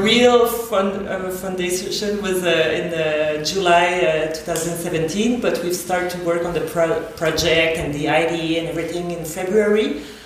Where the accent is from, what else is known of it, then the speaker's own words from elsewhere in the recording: Montreal, Quebec, Canada; first language French; English is a second language; moved away as an adult; now in Berlin, Germany; I'm French Canadian, so my first language, mother language is French. Coming from uh, Montreal, Quebec, um, in Canada.